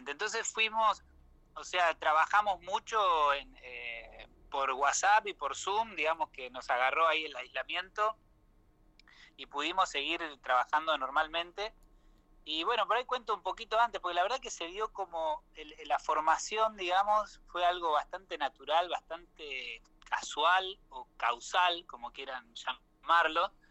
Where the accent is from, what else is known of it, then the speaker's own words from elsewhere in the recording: Salto, Buenos Aires Province, Argentina; yo soy de Salto, provincia de Buenos Aires.